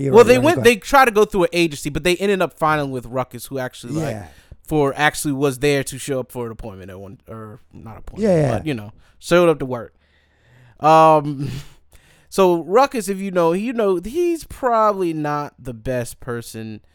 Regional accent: Petersburg, Virginia, United States; also born or lived in Hampton Roads, Virginia; So I'm from Petersburg area. When I went to 757 for college

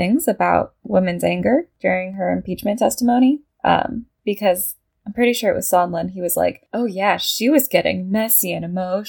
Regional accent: United States

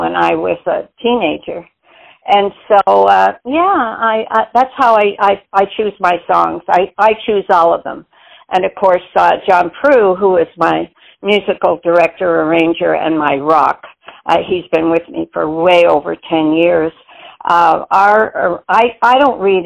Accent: Montreal, Quebec, Canada; I was born and raised in Montreal, Quebec, Canada

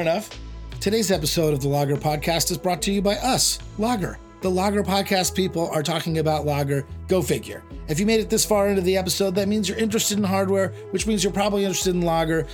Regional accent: San Diego, California, United States; I grew up in San Diego

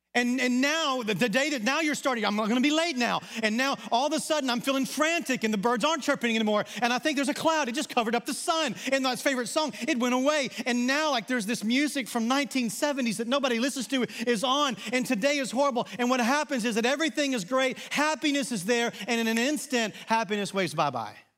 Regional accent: Arkansas, United States; accent: Southern; moved away; also born or lived in Texas; an Arkansas guy who lived in Texas for a number of years, I think I talk pretty normal.

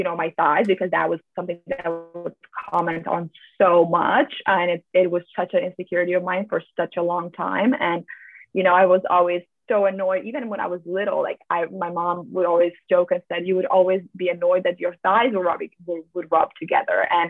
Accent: Slovenia; moved away as an adult; also born or lived in United States / Switzerland; I'm originally from Slovenia. I grew up here. Basically, I stayed here until I was 18 years old

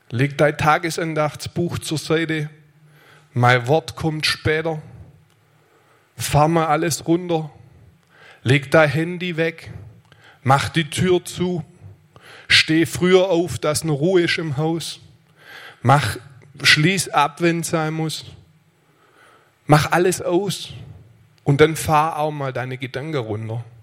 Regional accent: Aalen, Baden-Württemberg, Germany; ich komme aus Aalen.

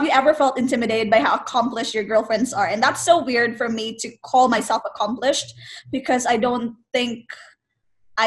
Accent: Philippines; I'm from the Philippines.

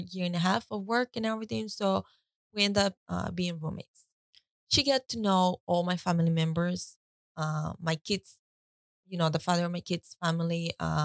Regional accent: Costa Rica; I was born and raised in Costa Rica.

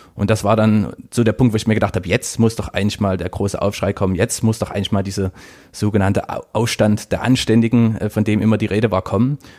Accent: Dresden, Saxony, Germany; also born or lived in Leipzig; in meiner Heimatstadt

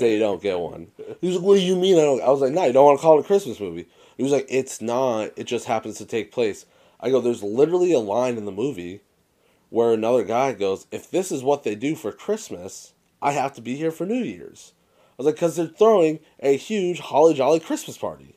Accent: Massachusetts, United States; Dave and I are both born and raised in Mass

